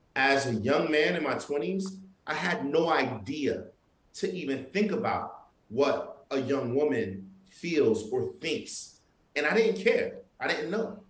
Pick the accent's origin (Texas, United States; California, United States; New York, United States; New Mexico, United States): New York, United States; I'm Haitian. I'm from Brooklyn too, you know, and I'm Haitian, and my family's from Haiti.